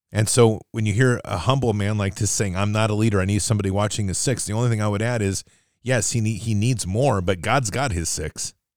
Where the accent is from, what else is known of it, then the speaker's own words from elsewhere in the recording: United States; as an American